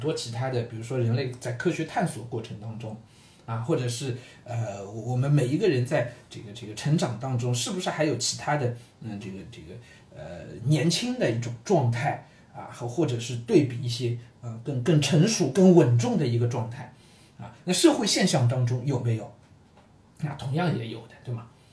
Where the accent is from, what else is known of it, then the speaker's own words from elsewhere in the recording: Shanghai, China; 身为上海人